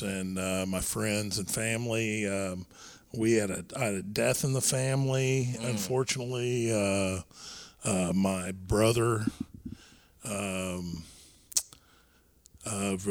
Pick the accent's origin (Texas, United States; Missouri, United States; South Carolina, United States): Texas, United States; Irving; I managed a gym where we grew up in Irving, Texas.